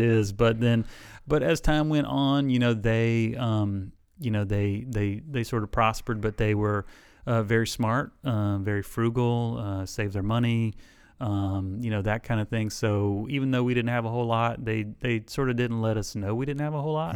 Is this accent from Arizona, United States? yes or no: no; South Alabama, United States; moved away as an adult; also born or lived in Illinois; now in Elizabeth City, United States; I grew up, like, a half an hour from there. So I grew up in South Alabama.